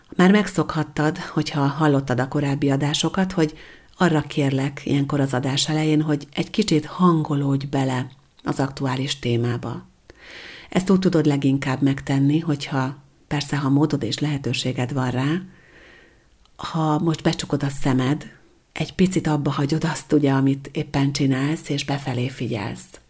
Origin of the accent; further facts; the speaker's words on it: Hungary; Amikor én születtem 1974-ben